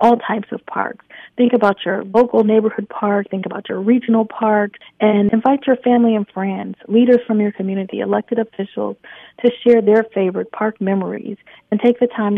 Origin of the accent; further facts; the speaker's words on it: Michigan, United States; now in Atlanta, United States; I grew up in Michigan